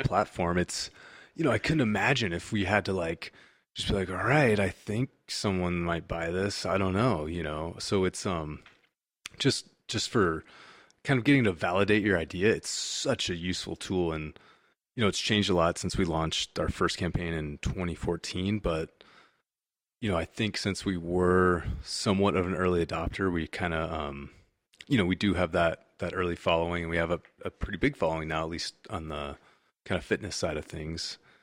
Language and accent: English; California, United States; also born or lived in Washington, D.C.; I'm from California